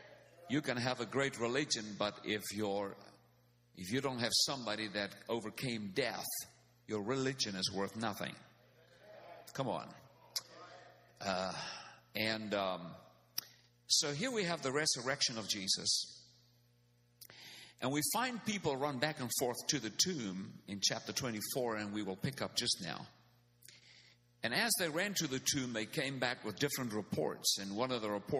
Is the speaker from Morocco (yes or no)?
no; South Africa; first language Afrikaans; English is a second language; I am from South Africa